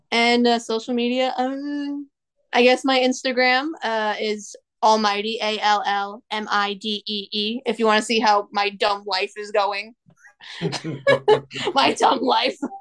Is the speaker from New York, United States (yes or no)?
yes; Long Island, New York, United States; accent: Long Island; I am from Long Island